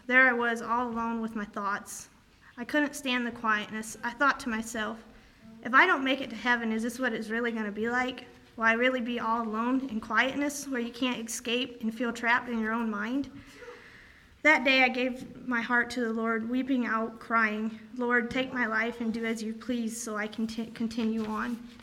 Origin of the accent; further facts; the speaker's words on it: Columbia City, Indiana, United States; I was born in Columbia City, Indiana, on June 4, 2002